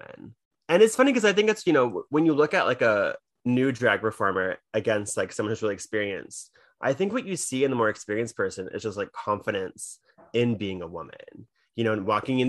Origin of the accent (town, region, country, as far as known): United States; also born or lived in New York City